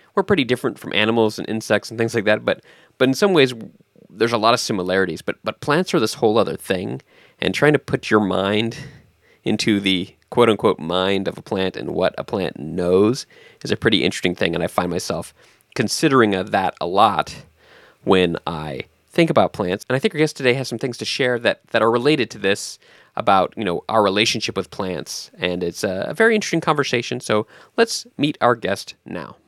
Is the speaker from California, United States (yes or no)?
yes; San Diego, California, United States; moved away; I grew up in California as well, in, in, um, San Diego area